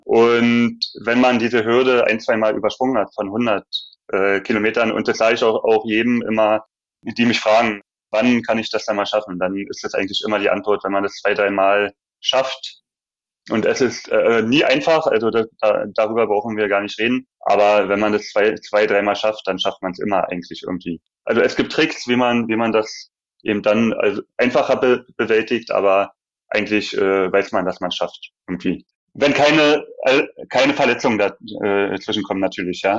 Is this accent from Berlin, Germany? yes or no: yes; Berlin, Germany; als Berliner die Stadt, also in- und auswendig